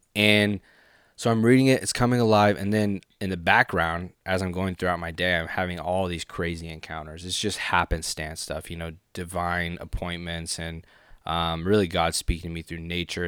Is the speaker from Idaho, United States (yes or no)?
yes; Boise, Idaho, United States; also born or lived in Honolulu, Hawaii; I'm from Boise, Idaho. Yes. Um, born in Honolulu, Hawaii moved here when basically I was a baby. I was like two years old, and then grew up here